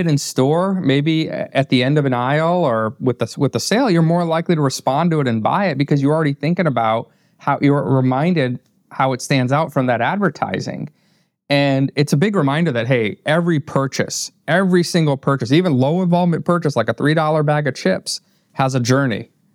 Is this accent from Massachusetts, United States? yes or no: no; northern Indiana, United States; also born or lived in Wappingers Falls, New York; moved to northern Indiana and grew up there